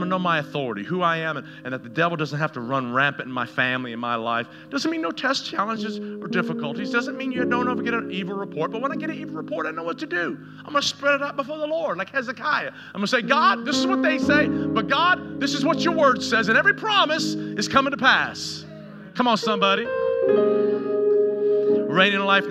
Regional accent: Tennessee, United States; growing up in Tennessee where I was and all my junior high years and my high school years

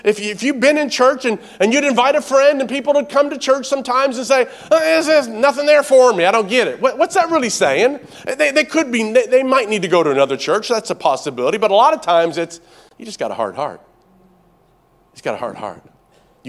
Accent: Tennessee, United States; moved away as an adult; also born or lived in Canada; I grew up in Tennessee.

